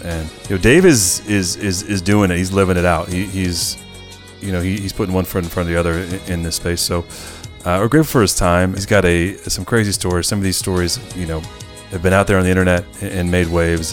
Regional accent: Chico, California, United States; I grew up in Chico

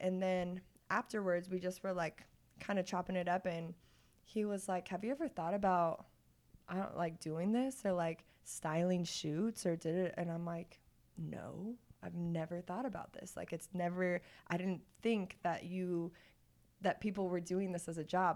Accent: Olathe, Kansas, United States; also born or lived in Pittsburgh; I'm from Olathe

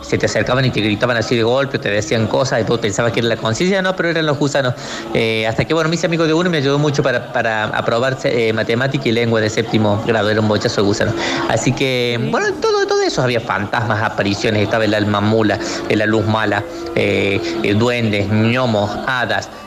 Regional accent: Ucacha, Córdoba, Argentina; Hola chicos … de Valle de la Flores. Bueno, quería comentarles eh, que yo de chico crecí ahí en, un castillo medieval en la zona de Ucacha.

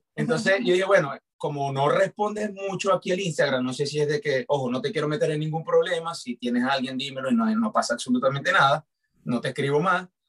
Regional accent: Maracaibo, Zulia, Venezuela; yo soy de Maracaibo

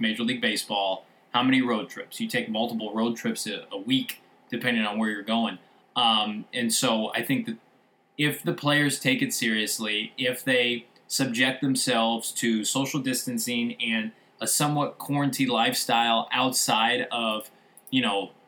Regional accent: Midwest, United States; I'm from the Midwest

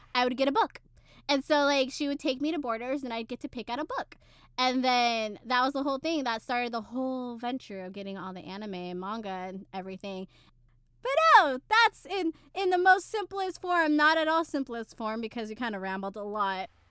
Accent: San Antonio, Texas, United States; also born or lived in El Paso; I do remember the last house before we moved from El Paso to San Antonio.

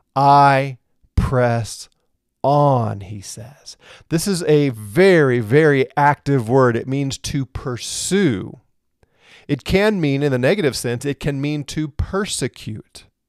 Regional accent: St. Louis, Missouri, United States; now in Colorado, United States; I'm from Saint Louis

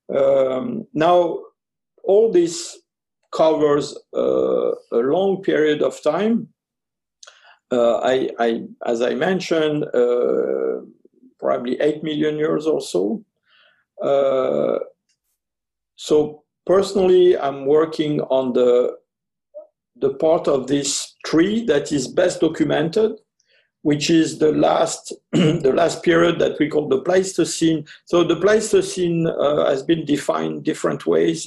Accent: Ardennes, Grand Est, France; also born or lived in French Algeria; I lived uh, a rather long period with this uncle and aunt who were living uh, in Ardennes

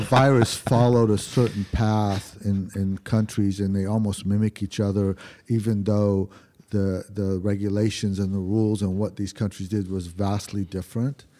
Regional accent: Lebanon; now in United States; my hometown, in, in Lebanon

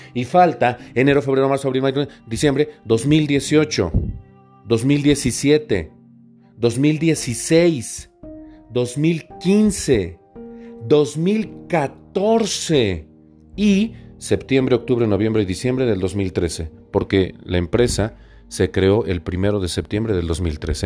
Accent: Puebla, Mexico; yo soy de Puebla Capital

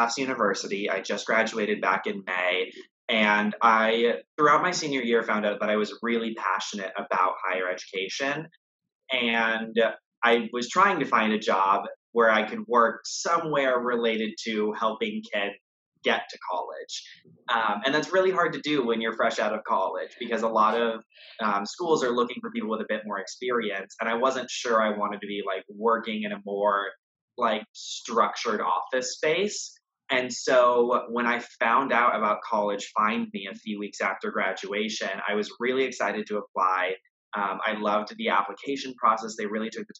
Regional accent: Texas, United States; moved away as an adult; now in Boston, United States; I was from Texas

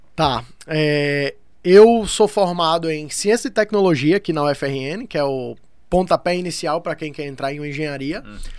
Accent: interior of Paraíba, Brazil; moved away; also born or lived in Rio Grande do Norte; eu vim do interior da Paraíba, mesmo sendo do Rio Grande do Norte, eu morei minha vida no interior da Paraíba

